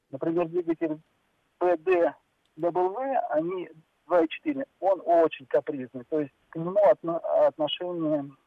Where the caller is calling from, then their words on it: Saint Petersburg, Russia; Э, я из Санкт-Петербурга.